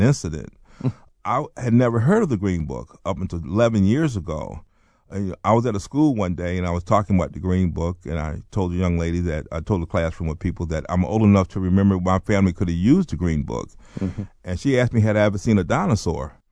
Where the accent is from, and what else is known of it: North Carolina, United States; born or raised there; also born or lived in Baltimore